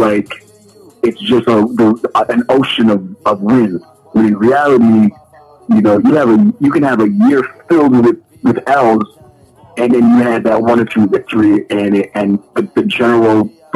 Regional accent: Toronto, Ontario, Canada; But my mom and my grandmother, et cetera, moved to Toronto, and I grew up in Toronto

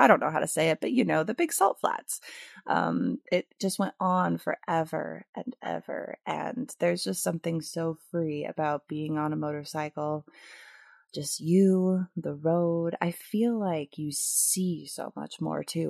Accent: Michigan, United States; moved away as an adult; now in California, United States; I am coming to you from the glorious state of my conception and birth, Michigan

